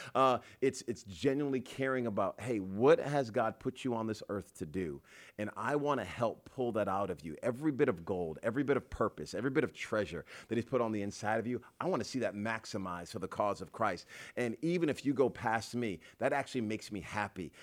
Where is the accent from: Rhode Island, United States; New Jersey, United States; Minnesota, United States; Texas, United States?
Rhode Island, United States; moved away; I'm just from Rhode Island